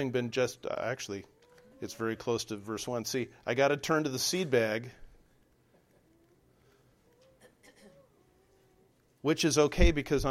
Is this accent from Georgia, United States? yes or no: no; Southern California, United States; moved away; I'm from Southern California